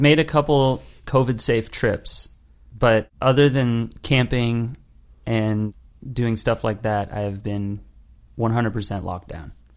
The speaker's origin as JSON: {"language": "English", "town": "Los Angeles", "region": "California", "country": "United States", "tie": "born or raised there", "also_born_or_lived": "New York", "moved": "as an adult", "said": "me growing up in Los Angeles and, and, in Los Angeles County"}